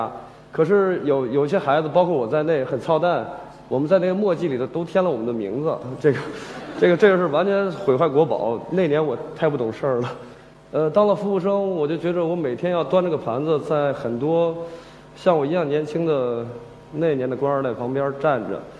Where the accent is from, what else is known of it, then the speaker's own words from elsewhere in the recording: Ningbo, Zhejiang, China; also born or lived in Jinan, Shandong; 我是一个山东人，但是呃，我长在浙江，所以阿拉耶斯宁波宁。我是因为从小父母是当兵的，所以他们去了很多外地。我又在军队大院长大，所以我懂了很多很多的方言。后来回到济南